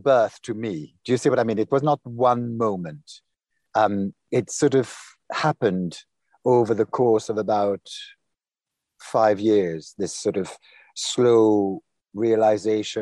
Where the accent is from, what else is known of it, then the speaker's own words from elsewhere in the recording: Normandy, France; first language French; English is a second language; moved away as an adult; also born or lived in United States; I was brought up in Normandy.